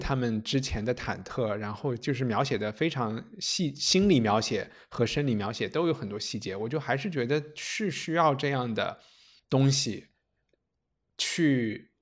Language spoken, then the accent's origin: Chinese; Chengdu, Sichuan, China; now in London, United Kingdom; 我在成都长大